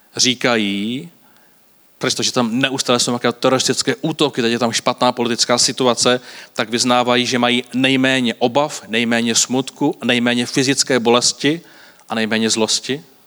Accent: Varnsdorf, Ústí nad Labem Region, Czechia; Já pocházím z Avansdorfu

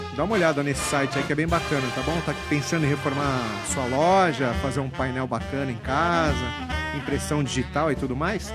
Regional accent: São Paulo, Brazil; eu cresci ali na Praça da Liberdade

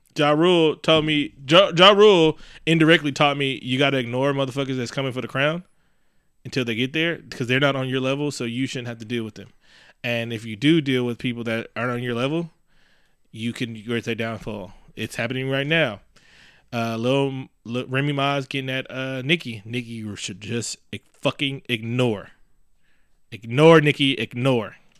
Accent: Oakland, California, United States; also born or lived in Concord, California; I'm from East Oakland. I love being from East Oakland

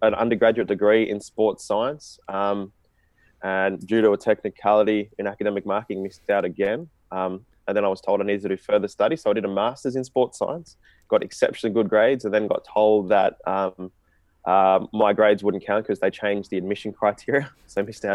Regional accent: Australia; me being of an Indian background, but being Australian

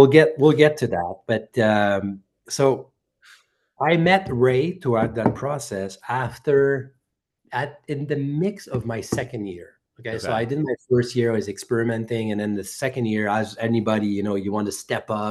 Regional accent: Bromont, Quebec, Canada; I'm from Bromont

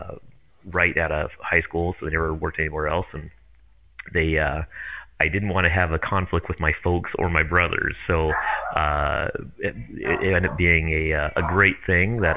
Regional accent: Longview, Washington, United States; also born or lived in Kelso, Washington; I first grew up, my dad had a body shop in Kelso, and I grew up next to that until kindergarten. In Kelso, and then moved over to Columbia Heights in Longview

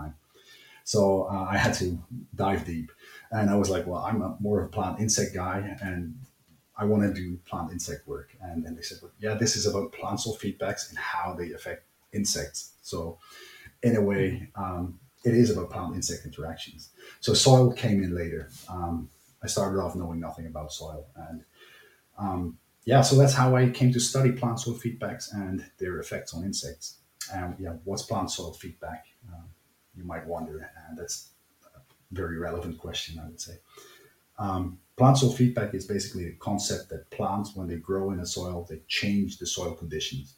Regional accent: Netherlands; moved away as an adult; now in Germany; I'm from the Netherlands

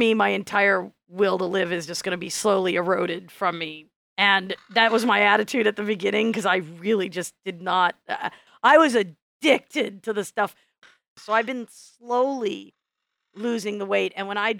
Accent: Midwest, United States; And I was, you know, I grew up in the Midwest.

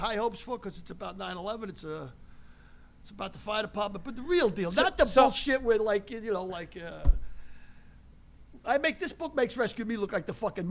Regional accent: New York City, New York, United States; I talk like you. I'm from the Bronx.

